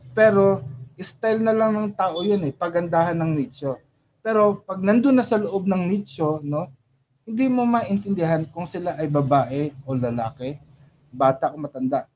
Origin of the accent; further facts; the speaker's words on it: Philippines; also born or lived in Saudi Arabia; especially bilang Pilipino